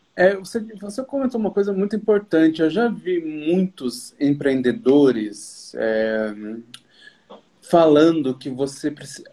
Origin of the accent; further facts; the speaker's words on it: Brazil; nós, empreendedores de forma geral, brasileiros